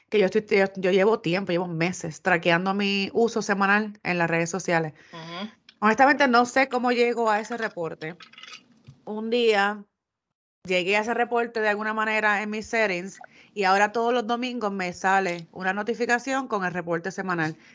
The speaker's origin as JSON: {"language": "Spanish", "country": "Puerto Rico", "said": "somos los puertorriqueños."}